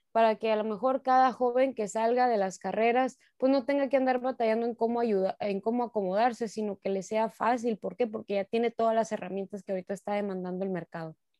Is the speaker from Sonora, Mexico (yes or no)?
yes; Sonora, Mexico; como sonorenses, como mexicanos